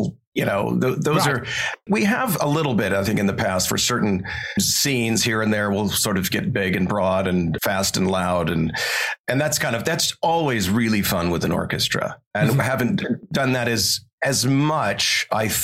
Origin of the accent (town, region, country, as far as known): Montana, United States; born or raised there